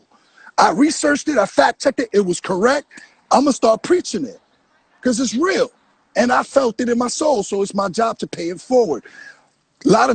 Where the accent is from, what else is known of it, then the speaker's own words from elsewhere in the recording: New York City, New York, United States; also born or lived in Coney Island; my hometown